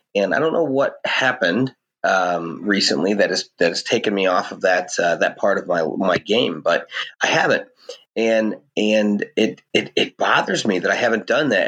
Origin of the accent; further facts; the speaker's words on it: St. Louis, Missouri, United States; I'm a hillbilly from St. Louis, Missouri